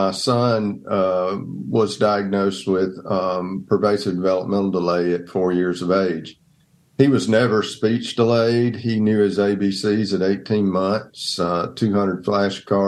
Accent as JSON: {"language": "English", "town": "Donalsonville", "region": "Georgia", "country": "United States", "tie": "born or raised there", "also_born_or_lived": "Atlanta, Georgia / Dothan, Alabama", "moved": "as an adult", "said": "I grew up in Donelsonville, Georgia"}